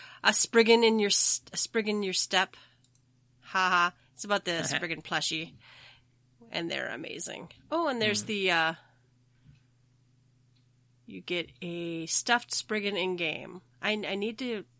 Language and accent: English; United States; we're American